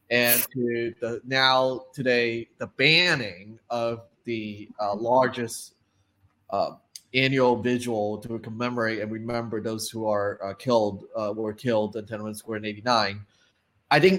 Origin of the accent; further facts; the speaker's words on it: Hong Kong; I was born and raised in Hong Kong